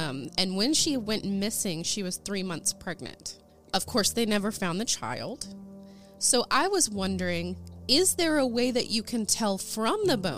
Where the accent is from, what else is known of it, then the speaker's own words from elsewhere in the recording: Ada, Oklahoma, United States; I am from Ada, Oklahoma